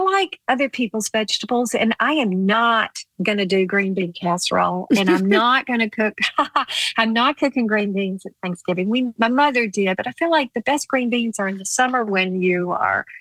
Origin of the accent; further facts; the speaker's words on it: the South, United States; growing up in the South